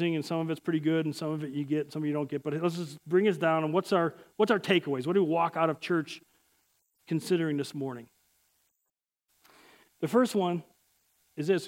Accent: Chicago, Illinois, United States; I'm from Chicago.

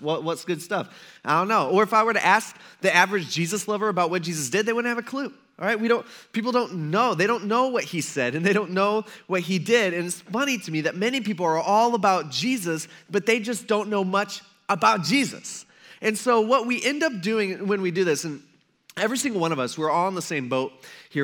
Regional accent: Fremont, Ohio, United States; now in Tiffin, United States; I grew up in Fremont

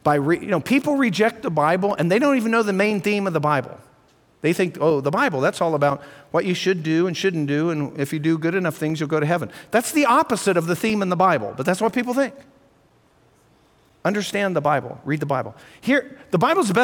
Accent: Colorado, United States; I'm from Colorado

